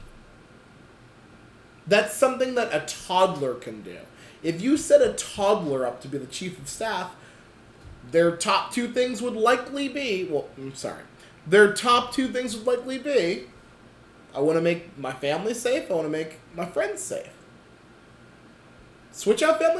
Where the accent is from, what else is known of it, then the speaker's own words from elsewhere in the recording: United States; As Americans